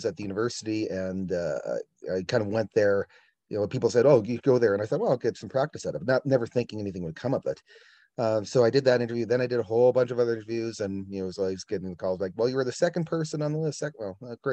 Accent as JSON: {"language": "English", "town": "Estevan", "region": "Saskatchewan", "country": "Canada", "tie": "born or raised there", "also_born_or_lived": "Shaunavon, Saskatchewan / Southern Alberta", "moved": "as an adult", "said": "I grew up in Estevan. I went to school there"}